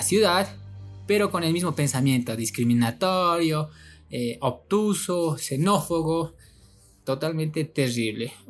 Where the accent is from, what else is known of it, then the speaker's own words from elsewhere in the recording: Bolivia; como los bolivianos, nosotros decimos mucho, es que, es que, es